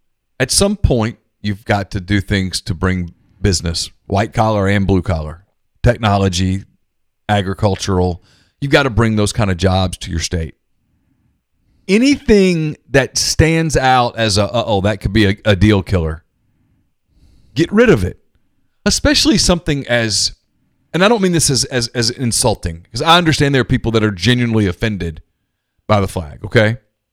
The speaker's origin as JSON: {"language": "English", "region": "Louisiana", "country": "United States", "tie": "born or raised there"}